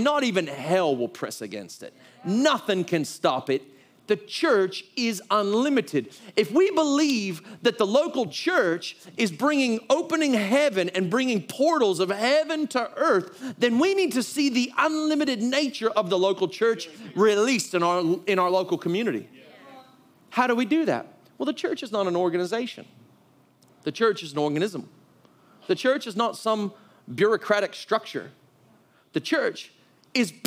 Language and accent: English; United States; moved away; I'm from the United States